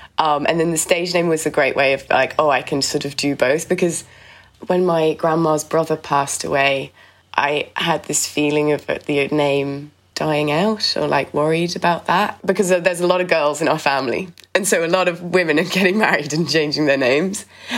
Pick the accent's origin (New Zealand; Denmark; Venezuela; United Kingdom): United Kingdom; England; now in Dublin, Ireland; oh my God, I'm such a Brit.